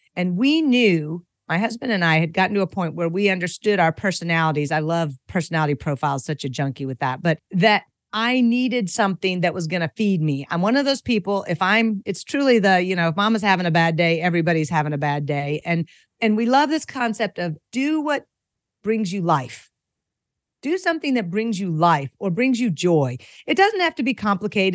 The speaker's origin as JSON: {"language": "English", "town": "Franklin", "region": "Tennessee", "country": "United States", "tie": "born or raised there", "also_born_or_lived": "Asia", "said": "I am a native of Franklin, Tennessee, which is kind of a rare beast. You know, it's a pretty popular place to move right now, but I had the privilege of growing up here"}